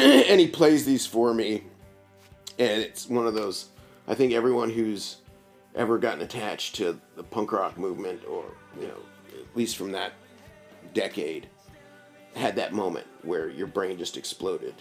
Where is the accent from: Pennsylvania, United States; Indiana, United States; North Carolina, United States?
Indiana, United States; Bloomington; I was born in Bloomington, yeah. raised in Bloomington, went through uh, schools here